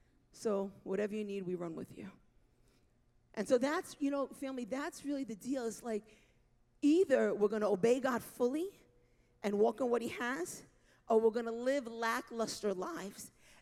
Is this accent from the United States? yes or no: yes; New York, United States; I am a New Yorker through and through.